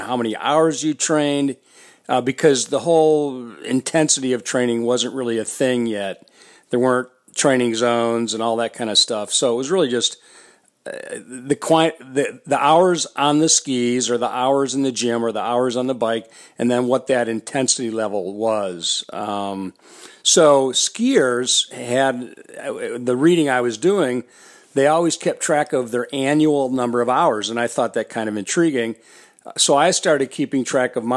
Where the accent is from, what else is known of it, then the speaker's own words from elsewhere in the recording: Detroit and Chicago, Midwest, United States; also born or lived in Minneapolis, Minnesota; I decided to stay in the Midwest where I'm from. I grew up in Detroit and then Chicago, and then I was living in Minneapolis.